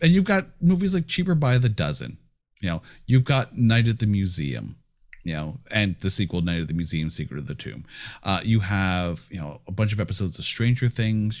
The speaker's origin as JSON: {"language": "English", "country": "Canada", "said": "I'm Canadian"}